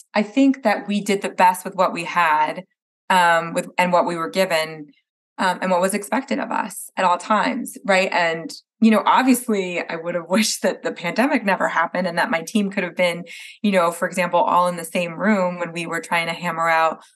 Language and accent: English; New Jersey, United States; moved away; I'm from Jersey originally